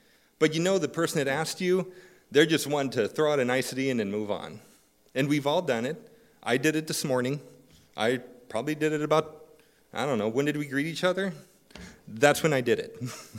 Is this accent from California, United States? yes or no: yes; California, United States; I attended school, moved around some, and eventually found myself growing up in Southern California